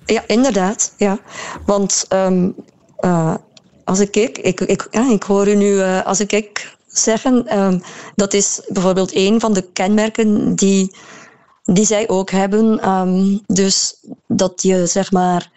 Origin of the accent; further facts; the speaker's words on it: Maldegem, Flanders, Belgium; accent: Maldegem dialect; dat hoor je nu nog heel veel in het dialect waar, waar ik vandaan kom, Maldegem